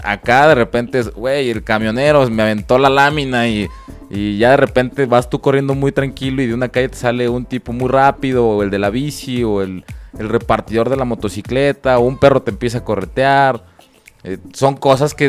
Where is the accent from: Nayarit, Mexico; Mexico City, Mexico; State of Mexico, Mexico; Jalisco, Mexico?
State of Mexico, Mexico; Toluca; now in Guadalajara, Mexico; yo no soy de aquí Guadalajara, soy de Toluca